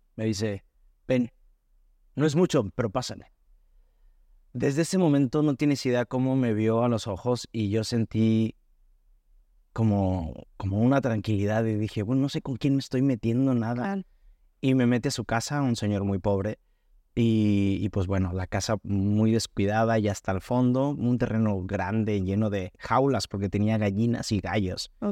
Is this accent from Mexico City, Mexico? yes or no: no; Hermosillo, Sonora, Mexico; moved away as an adult; now in Guadalajara, Mexico; soy de Hermosillo, Sonora